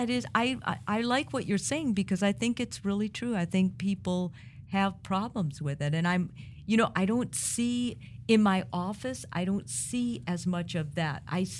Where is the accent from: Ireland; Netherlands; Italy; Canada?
Italy